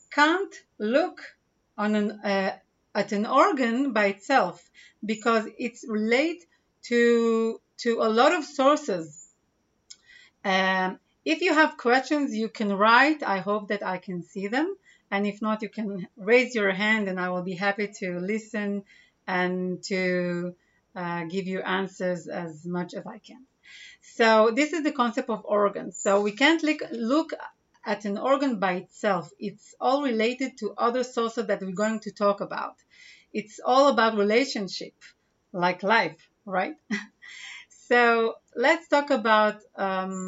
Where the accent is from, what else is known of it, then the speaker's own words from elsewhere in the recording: Israel; English is a second language; I'm from Israel